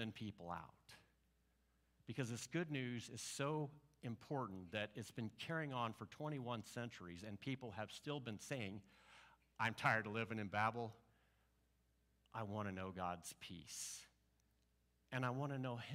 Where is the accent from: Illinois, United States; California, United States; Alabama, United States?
Illinois, United States; Mattoon; moved away; I grew up in Mattoon, Illinois.